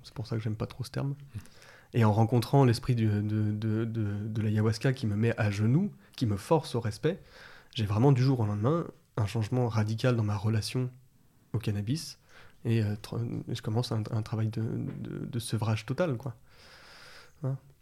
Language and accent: French; Vénissieux, Auvergne-Rhône-Alpes, France; Je suis né à Vénissieux. Et après, j'étais plutôt dans les banlieues euh, lyonnaises